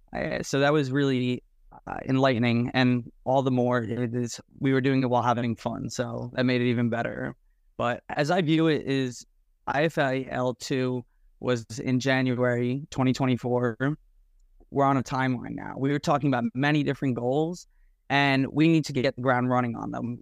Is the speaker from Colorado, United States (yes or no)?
no; Nutley, New Jersey, United States; from Nutley, New Jersey.